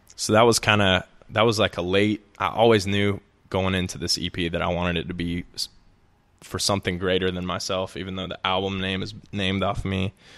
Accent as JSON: {"language": "English", "town": "Birmingham", "region": "Alabama", "country": "United States", "tie": "born or raised there", "also_born_or_lived": "Auburn", "said": "I'm from Birmingham"}